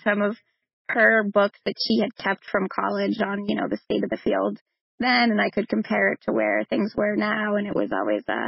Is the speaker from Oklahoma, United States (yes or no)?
no; Braintree, Massachusetts, United States; also born or lived in Cambridge, England; I'm a Boston girl, so I grew up in Braintree, right outside of Boston